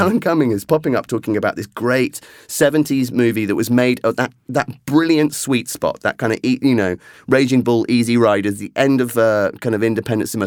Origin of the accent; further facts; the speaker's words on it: England, United Kingdom; as an Englishman